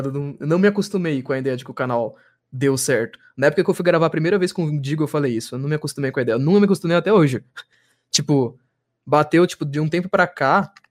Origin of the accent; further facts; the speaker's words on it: São Paulo, Brazil; Eu sou paulista